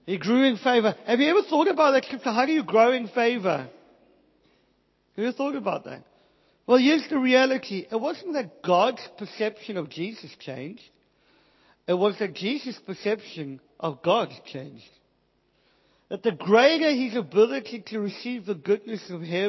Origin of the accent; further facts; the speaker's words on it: South Africa; I'm from South Africa. I didn't get a great education